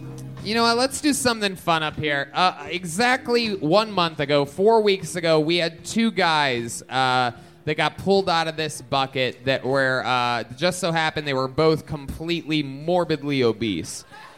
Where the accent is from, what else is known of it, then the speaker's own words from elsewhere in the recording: Round Rock, Texas, United States; I'm from Brown Hole, Texas, Tony. Love where I'm from.